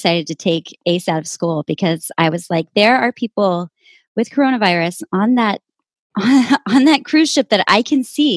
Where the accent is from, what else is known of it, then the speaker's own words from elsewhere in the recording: Amarillo, Texas, United States; moved away as an adult; also born or lived in Austin; now in San Francisco, United States; I was born and raised in Amarillo and left in 1997 for college